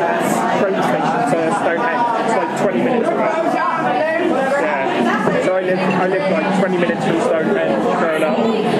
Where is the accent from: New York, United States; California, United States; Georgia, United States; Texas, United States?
Texas, United States; What do you mean London? I'm from Texas.